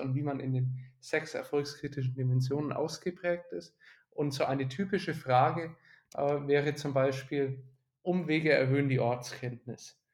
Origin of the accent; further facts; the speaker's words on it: Nuremberg, Bavaria, Germany; also born or lived in Bamberg; Ich bin in Nürnberg aufgewachsen